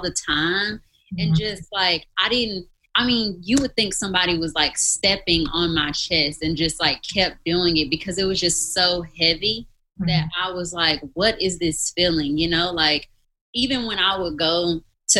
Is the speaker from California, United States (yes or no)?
no; Mississippi, United States; moved away as an adult; also born or lived in Missouri; I'm from Mississippi, so that was a long ways from home.